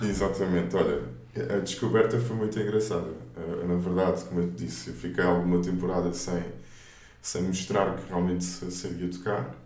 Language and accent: Portuguese; Moita, Setúbal, Portugal; also born or lived in Luanda, Angola; nasci em Angola, mais propriamente em Luanda, e vim para cá para Portugal com 4 anos